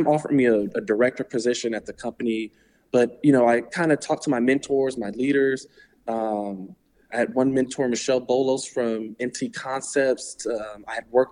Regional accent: Atlanta, Georgia, United States; moved away as an adult; also born or lived in Washington, D.C.; now in Arlington, Virginia, United States; I'm originally from Atlanta, Georgia. Born and raised there to two awesome parents

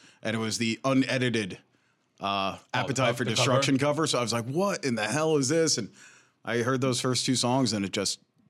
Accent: Bergenfield, New Jersey, United States; also born or lived in Bronx, New York; I'm born in the Bronx, grew up in Bergenfield. So I'm a Jersey boy, North Jersey.

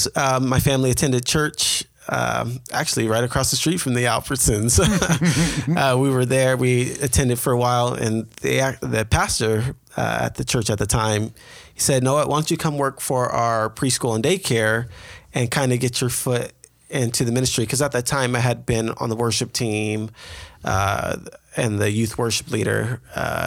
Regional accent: San Marcos, California, United States; moved away as an adult; now in Green Bay, Wisconsin, United States; I am originally from Southern California, San Diego specifically. In the Northern County, there's a small city called San Marcos. Lived there most of my life.

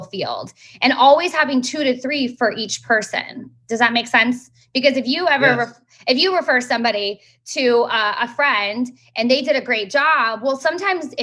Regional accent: South Florida, United States; I've been born and raised in South Florida. I'm in Fort Lauderdale

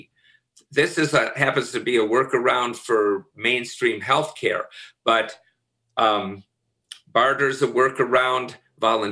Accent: Minnesota, United States; I'm from Minnesota.

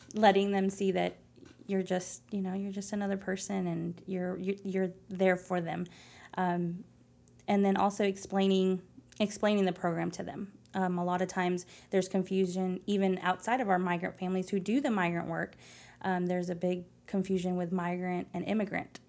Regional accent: Phoenix, Arizona, United States; English is a second language; moved away as an adult; also born or lived in Tempe, Arizona / San Angelo, Texas; now in Lubbock, United States; I was born and raised in Phoenix, Arizona

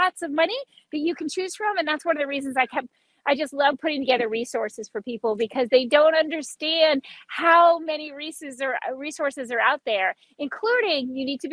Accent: Key West, Florida, United States; I grew up in Key West and I never had a fireplace.

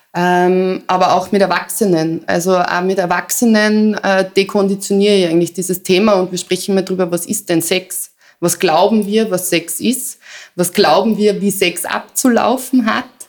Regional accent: Salzburg, Austria; moved away; also born or lived in Vienna; ich komme aus Salzburg

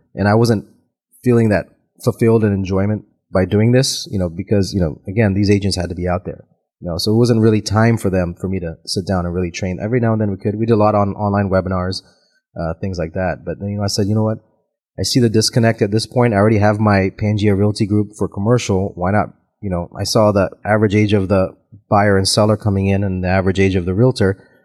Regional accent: Tampa, Florida, United States; also born or lived in Auckland, New Zealand / Los Angeles; born in Auckland, New Zealand, but I grew up here in Tampa, Florida.

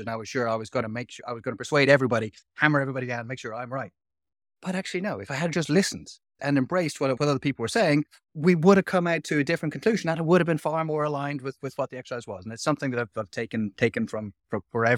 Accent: Dublin, Leinster, Ireland; being someone who was like born and raised in Dublin, hadn't had a huge amount of experience of living and breathing with other people

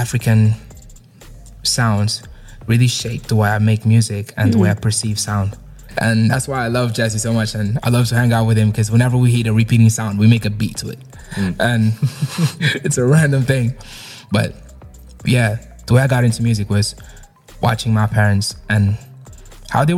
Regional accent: Lisbon, Portugal; moved away as an adult; now in United Kingdom; I was born and raised in Portugal, Lisbon. And I moved in 2020. I moved to the UK in 2020.

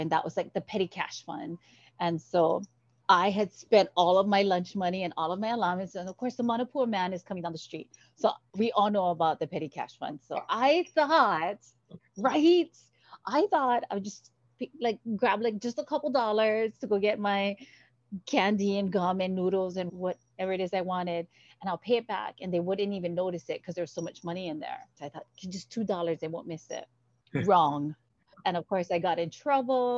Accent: Kaneohe, Hawaii, United States; moved away as an adult; also born or lived in Michigan; my hometown is Kaneohe. And I attended, you know, elementary at He'e'ia

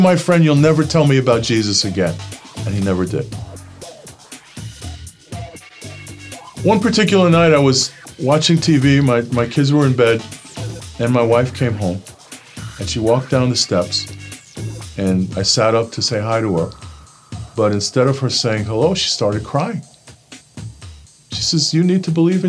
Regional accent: New York City, New York, United States; I grew up in Brooklyn, New York, in a neighborhood called Bensonhurst

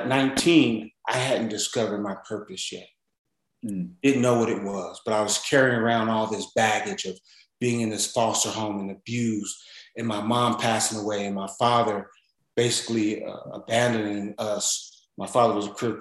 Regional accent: Los Angeles, California, United States; I'm originally from South Central

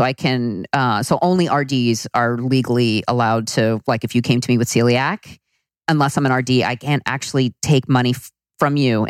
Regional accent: Long Island, the Hamptons, New York, United States; moved away; I grew up on Long Island in a beach community.

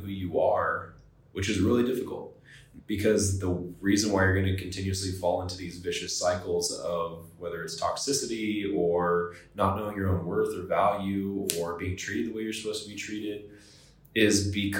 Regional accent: Florida, United States; also born or lived in Atwater, California / Merced, California / Oregon / Nevada; I was born in California. I lived there for about 8 years in Central California, Atwater, Merced. Moved to Florida. Lived there majority of my adolescent years up through high school.

